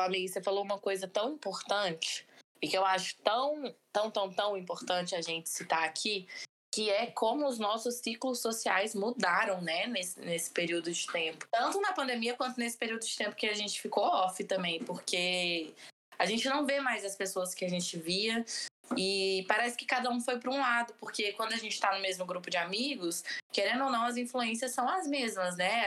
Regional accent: Brazil

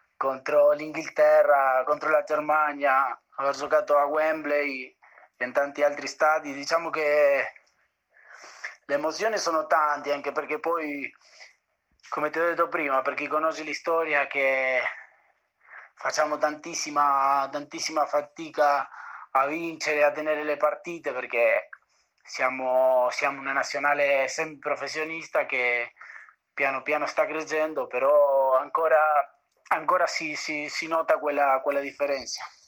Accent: Argentina; moved away as an adult; also born or lived in Buenos Aires, Argentina / Italy; now in San Marino; io che sono argentino

